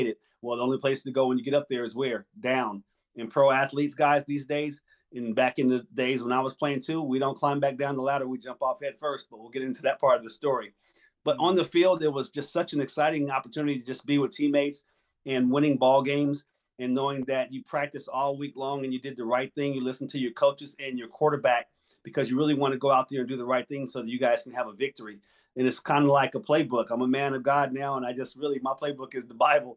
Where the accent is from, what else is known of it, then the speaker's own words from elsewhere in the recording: New Jersey, United States; now in Arizona, United States; I'm originally from New Jersey.